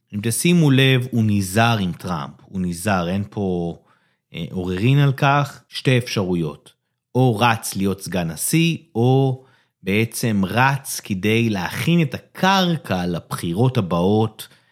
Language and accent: Hebrew; Israel; בתור ישראלי